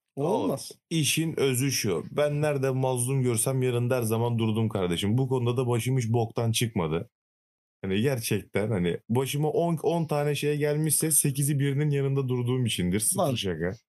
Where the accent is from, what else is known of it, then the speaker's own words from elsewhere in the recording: Trabzon, Turkey; ben de Trabzonluyum.